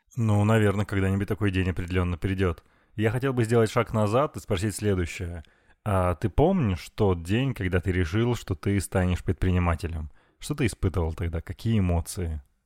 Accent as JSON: {"language": "Russian", "town": "Chelyabinsk", "region": "Chelyabinsk Oblast", "country": "Russia", "moved": "yes", "lives_now": "Moscow, Russia", "said": "мы с тобой оба парни из провинции. Я из Челябинска, ты из Перми, уральские москвичи"}